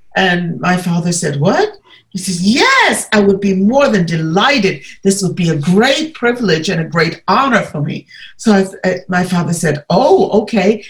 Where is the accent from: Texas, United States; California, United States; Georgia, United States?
Georgia, United States; Atlanta; moved away as an adult; also born or lived in New York; now in Germany; I come from Atlanta, and then you know just living in New York, but just coming from Atlanta